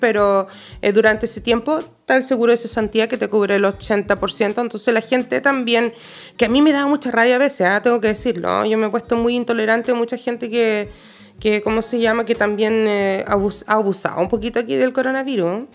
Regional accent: Chile; now in Sweden; soy chilena

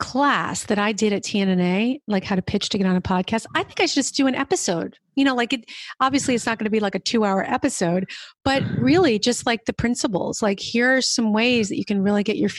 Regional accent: New Jersey, United States; moved away; also born or lived in New York City / Hudson Valley; I'm from New York originally. I grew up in New Jersey, but, I lived in the city

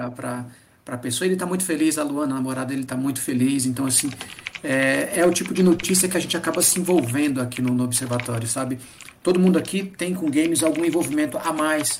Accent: Northeast Region, Brazil; also born or lived in Japan; Eu sou nordestino

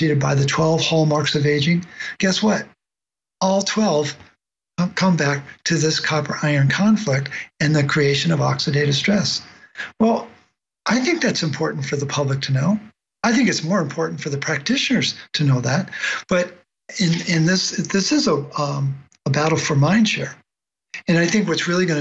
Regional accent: Baltimore, Maryland, United States; I grew up in Baltimore

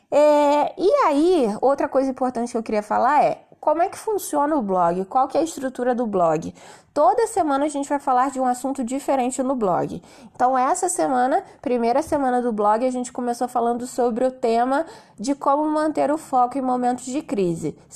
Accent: Rio de Janeiro, Brazil; now in Nova Friburgo, Brazil; Eu era do Rio, né? Sou do Rio, mas me mudei para Nova Friburgo por conta de qualidade de vida, buscando mais calma, mais natureza. Então hoje eu moro em Nova Friburgo

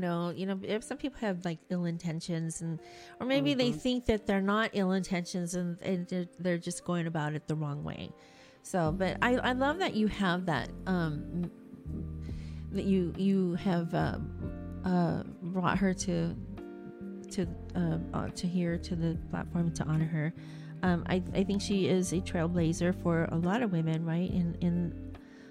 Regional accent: California, United States; I was born and raised here in California in the United States

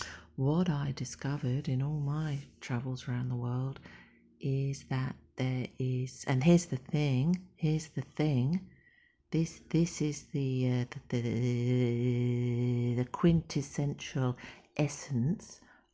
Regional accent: Australia; I am from Australia. I am, …. I was born there. I've traveled the world.

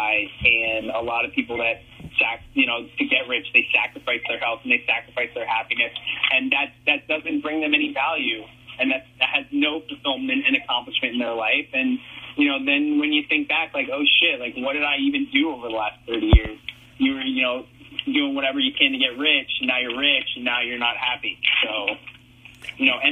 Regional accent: South Florida, United States; I grew up in South Florida

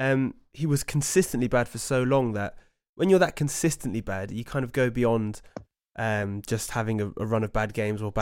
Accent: Oxford, South East England, United Kingdom; we grew up in Oxford, we went to school in Oxford

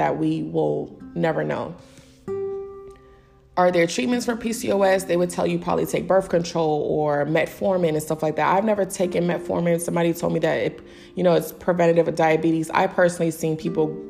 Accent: New York City, New York, United States; I'm from the Bronx

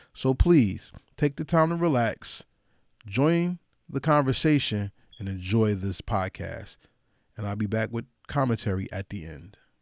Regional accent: New Jersey, United States; my home state, which is New Jersey.

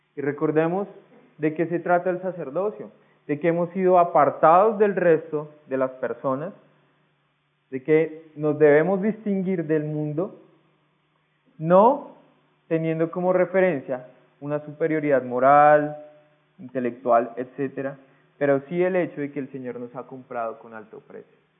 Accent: Colombia; Usted y yo somos colombianos

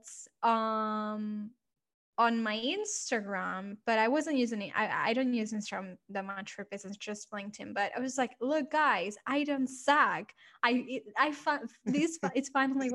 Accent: Barcelona, Catalonia, Spain; moved away as an adult; now in London, United Kingdom; I'm originally from Barcelona. So I came here, I moved to London to start my business

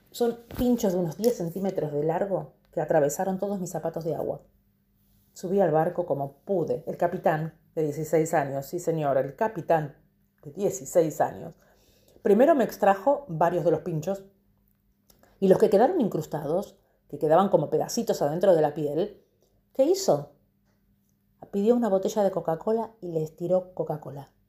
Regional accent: Argentina; moved away; De hecho, cuando salí de Argentina, mi ticket era Argentina, Bangkok.

